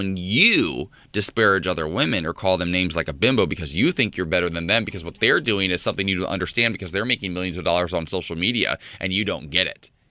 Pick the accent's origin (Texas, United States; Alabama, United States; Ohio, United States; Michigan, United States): Ohio, United States; moved away; I'm from Ohio, though.